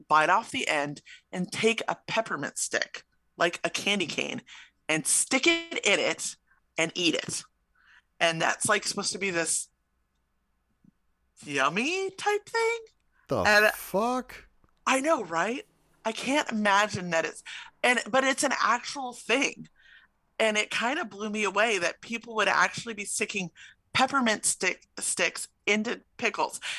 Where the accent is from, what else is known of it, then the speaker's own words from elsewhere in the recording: Chicago, Illinois, United States; It's something I grew up with in Chicago.